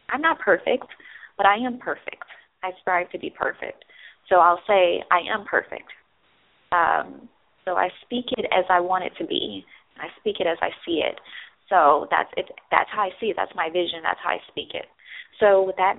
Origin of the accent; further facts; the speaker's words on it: Midwest, United States; moved away; I'm from the Midwest